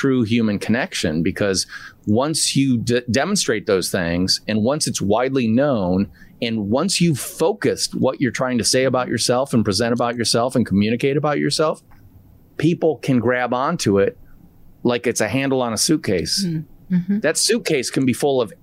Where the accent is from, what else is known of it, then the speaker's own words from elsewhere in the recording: Midwest, United States; I'm from the Midwest